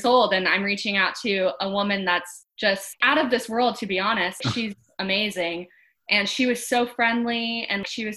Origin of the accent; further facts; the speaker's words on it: Jacksonville, Florida, United States; I'm from Jacksonville, Florida